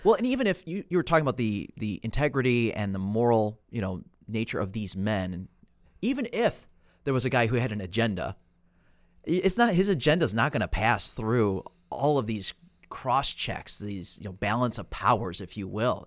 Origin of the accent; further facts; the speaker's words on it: United States; I'm an American